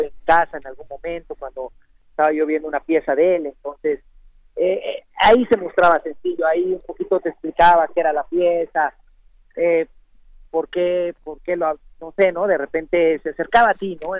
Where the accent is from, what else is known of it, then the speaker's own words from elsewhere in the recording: Oaxaca, Mexico; como oaxaqueño, como mexicano, como pintor